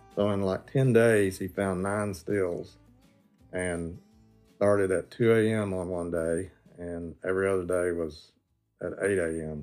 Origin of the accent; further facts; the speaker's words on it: McMinnville, Tennessee, United States; I grew up in McMinnville, it was a dry county